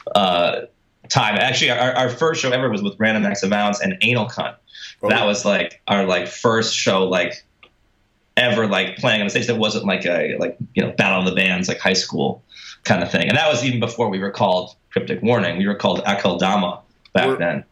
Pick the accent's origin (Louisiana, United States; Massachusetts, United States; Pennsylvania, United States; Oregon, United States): Massachusetts, United States; Boston; I'm actually from Boston